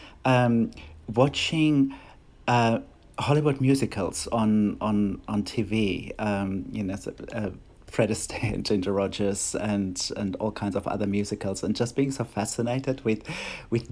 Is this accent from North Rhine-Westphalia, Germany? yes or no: yes; Bonn, North Rhine-Westphalia, Germany; first language German; English is a second language; moved away as an adult; also born or lived in Berlin, Germany; now in Sydney, Australia; I was born in Germany, and where I grew up. And then much later I came to Australia.